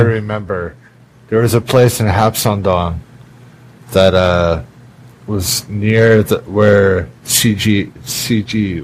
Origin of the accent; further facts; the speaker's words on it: Canada; moved away as an adult; now in Korea; Back home in Canada